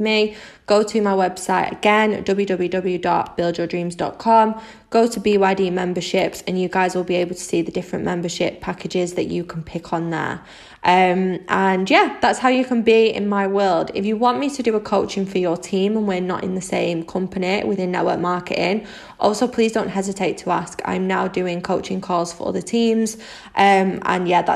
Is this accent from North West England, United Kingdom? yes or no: yes; Manchester, North West England, United Kingdom; I'm 25 from Manchester in the UK